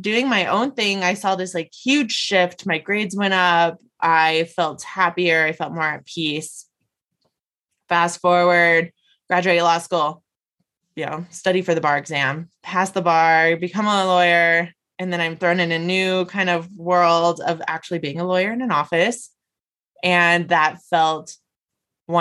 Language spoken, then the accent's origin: English; Las Vegas, Nevada, United States; moved away as an adult; also born or lived in Denver; I moved away from my family. I moved out of state. I grew up in Las Vegas. And so I moved to Denver